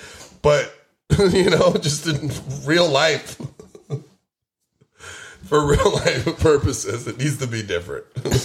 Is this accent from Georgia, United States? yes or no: no; Queens, New York, United States; No, I'm from Jamaica, Queens.